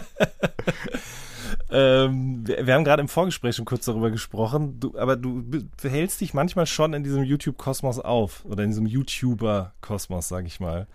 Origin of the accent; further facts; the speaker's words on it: Ruhr area, North Rhine-Westphalia, Germany; ich komme ja auch aus dem Ruhrgebiet